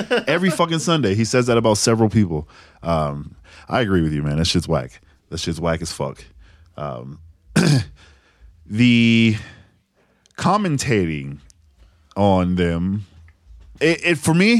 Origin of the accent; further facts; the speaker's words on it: New England, United States; I happen to be born and raised in the New England area.